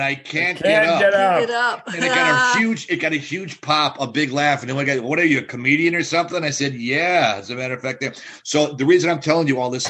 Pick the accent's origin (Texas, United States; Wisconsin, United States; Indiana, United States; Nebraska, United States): Wisconsin, United States; Milwaukee; I grew up in Wisconsin